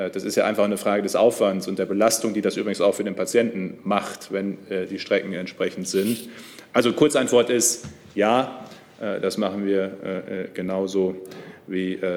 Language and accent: German; Germany; auch die Bundesländer Nordrhein-Westfalen und Niedersachsen ja auch ähm, ich komme ja selbst aus der Region.